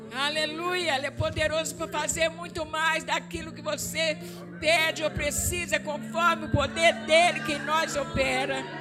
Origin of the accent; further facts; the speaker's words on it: Minas Gerais, Brazil; accent: mineira; moved away; also born or lived in Rio de Janeiro; eu sou carioca com sotaque de mineira, porque com seis anos de idade, a mãe saiu do Rio e voltou para Minas Gerais